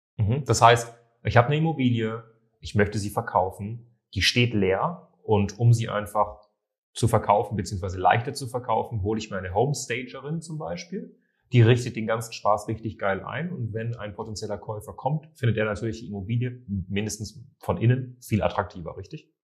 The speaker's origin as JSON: {"language": "German", "town": "Munich", "region": "Bavaria", "country": "Germany", "said": "Ich komme ja selbst aus München"}